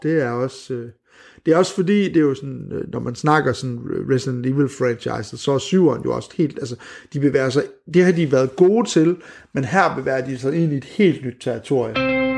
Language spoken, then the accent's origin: Danish; Skanderborg, Central Denmark Region, Denmark; moved away; Jeg er fra Skanderborg.